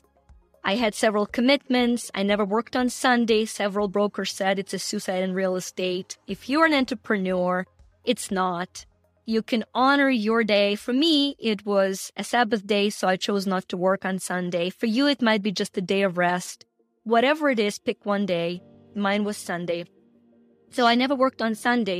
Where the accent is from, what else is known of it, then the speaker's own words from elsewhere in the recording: Ukraine; moved away; you guys probably can hear the accent. I'm from Ukraine, former Soviet Union